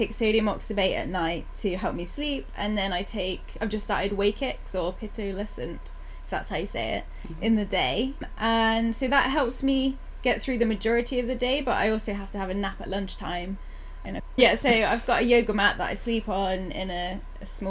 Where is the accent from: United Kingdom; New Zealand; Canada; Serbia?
United Kingdom; Bristol, South West England; moved away as an adult; also born or lived in Manchester; now in London, United Kingdom; I'm from Bristol, but living in London at the moment.